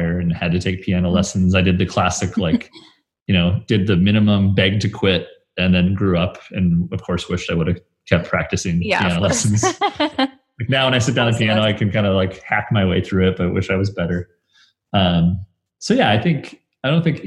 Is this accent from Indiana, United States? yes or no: no; Brookings, South Dakota, United States; now in Sioux Falls, United States; growing up in Brookings, where South Dakota State is